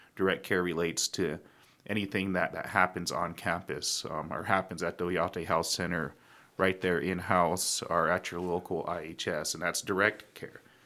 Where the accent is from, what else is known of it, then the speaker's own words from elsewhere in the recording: Pine Ridge, South Dakota, United States; people like me and Ray, we grew up in Pine Ridge